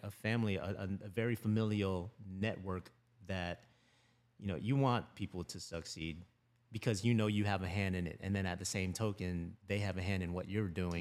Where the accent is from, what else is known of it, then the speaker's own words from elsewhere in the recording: Lutz, Florida, United States; also born or lived in Philippines; moved here when I was three years old